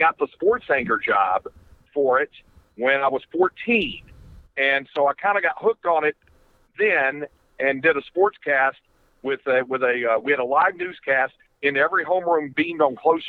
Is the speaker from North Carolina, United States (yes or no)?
yes; North Carolina, United States; When I was 14, when I grew up in North Carolina